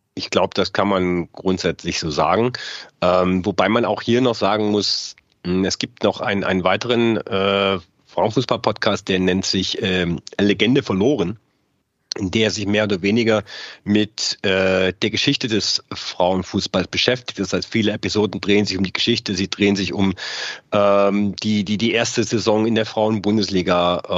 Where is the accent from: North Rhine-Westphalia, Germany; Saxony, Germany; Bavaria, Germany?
Saxony, Germany; moved away as an adult; now in Munich, Germany; ich bin in der DDR groß geworden